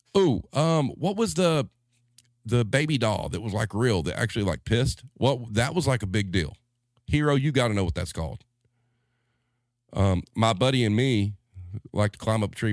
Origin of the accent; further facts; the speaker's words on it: the South, United States; as a Southerner